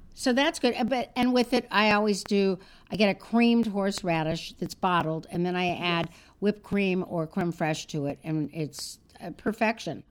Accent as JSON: {"language": "English", "town": "Los Angeles", "region": "California", "country": "United States", "tie": "born or raised there", "said": "I grew up in Los Angeles and I had my deli."}